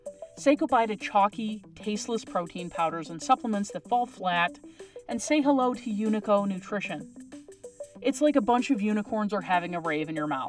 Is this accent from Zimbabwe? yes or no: no; La Paz, Bolivia; I grew up in La Paz, Bolivia, in a very old house.